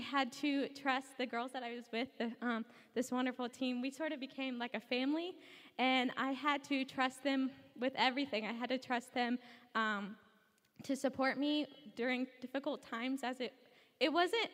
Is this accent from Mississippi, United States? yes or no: no; Brownsburg, Indiana, United States; I'm from Brownsburg, Indiana, which is on the west side of Indianapolis.